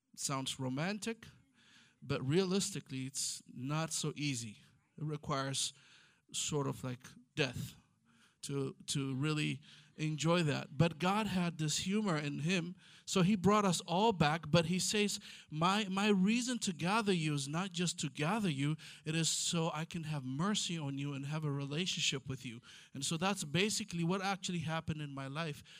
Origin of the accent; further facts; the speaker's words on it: Ethiopia; first language Amharic; English is a second language; now in Israel; I'm from Ethiopia